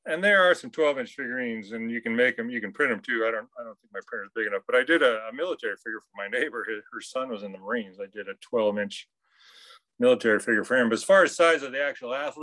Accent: Chester, Montana, United States; I grew up in Chester

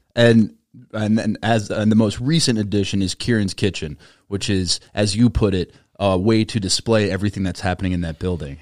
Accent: Minnesota, United States; an American born and raised in Minnesota

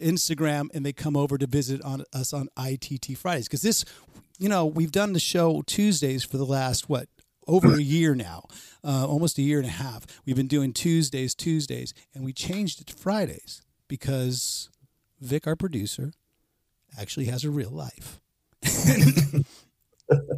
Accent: Pleasanton, California, United States; I grew up in a place called Pleasanton that at the time was just a little cow town

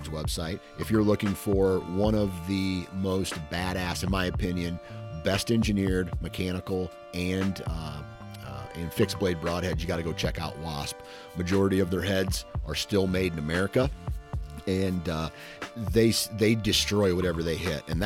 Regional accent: Midwest, United States; I'm from the Midwest

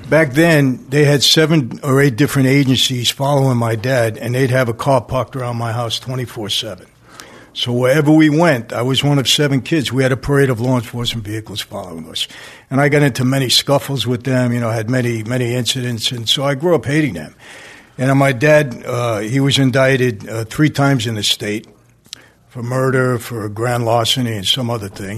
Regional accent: New York City, New York, United States; I grew up in Brooklyn, Greenpoint section

